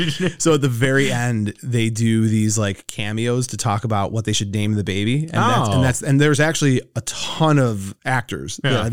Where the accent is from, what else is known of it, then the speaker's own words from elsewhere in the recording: United States; I love America, right? You and I are as American as they come.